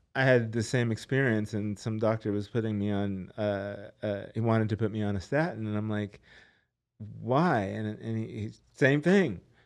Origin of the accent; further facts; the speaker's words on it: Los Angeles, California, United States; I'm from Los Angeles